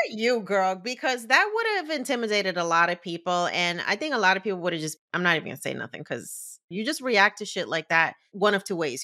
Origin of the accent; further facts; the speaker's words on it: New Jersey, United States; I was born and raised in Jersey